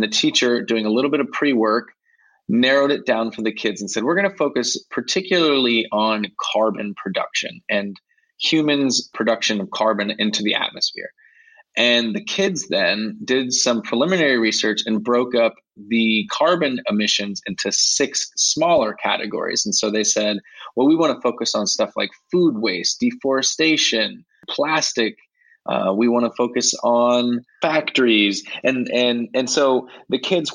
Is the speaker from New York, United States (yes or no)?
no; Ohio, United States; moved away as an adult; also born or lived in Virginia; now in Madrid, Spain; I'm originally from the States. I grew up in Ohio, and I taught in Virginia